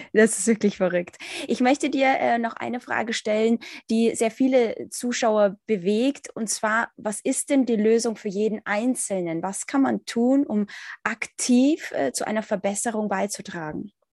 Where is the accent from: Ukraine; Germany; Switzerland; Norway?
Ukraine; ich zum Beispiel als Ukrainerin